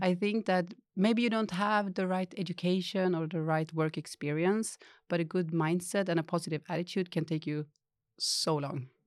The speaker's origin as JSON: {"language": "English", "town": "Skellefteå", "region": "Västerbotten County", "country": "Sweden", "tie": "born or raised there", "moved": "as an adult", "said": "I grew up in Chalef too"}